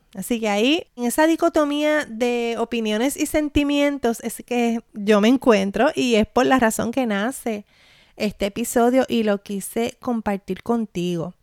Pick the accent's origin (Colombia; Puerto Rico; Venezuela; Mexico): Puerto Rico; mi experiencia como puertorriqueña